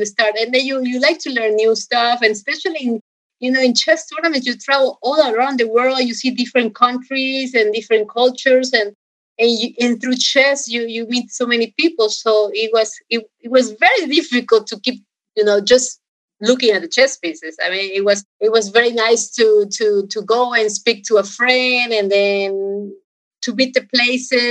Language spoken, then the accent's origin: English; Guayaquil, Guayas, Ecuador; also born or lived in Rhode Island, United States; I was born in this Rhode Island, and then after a few months or not even 1 year, I went to Ecuador. And I was raised in Ecuador.